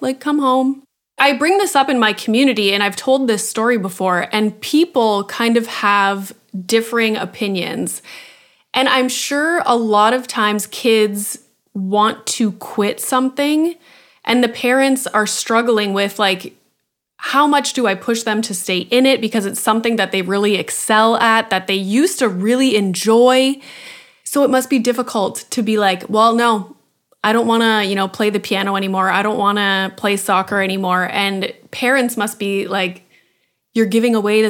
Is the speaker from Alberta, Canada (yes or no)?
no; Sudbury, Ontario, Canada; I'm from Sudbury, which is like a tiny city in Northern Ontario.